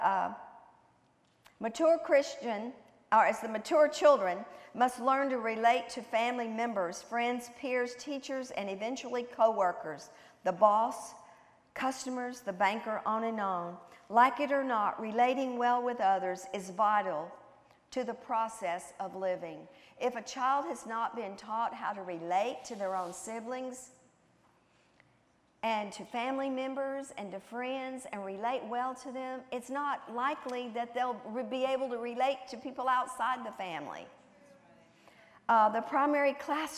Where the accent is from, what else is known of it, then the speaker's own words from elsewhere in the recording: the South, United States; I was raised in the South, and I'm a Southern girl, clear down to my toes